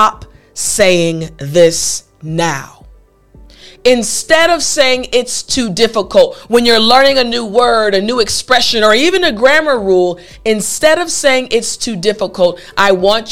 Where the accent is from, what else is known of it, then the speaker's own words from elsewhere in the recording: United States; first language English; I'm a native English speaker. I'm an American.